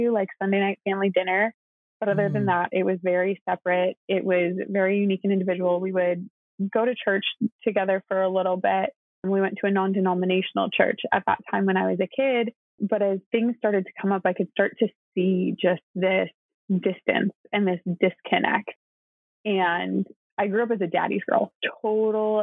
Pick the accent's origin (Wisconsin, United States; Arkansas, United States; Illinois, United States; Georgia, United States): Wisconsin, United States; I am an only child from the Midwest. I grew up in Wisconsin